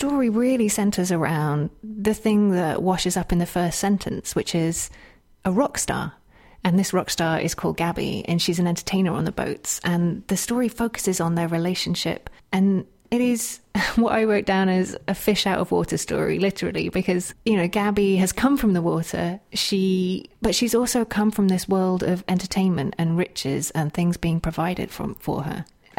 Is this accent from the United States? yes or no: no; United Kingdom; Because I'm British.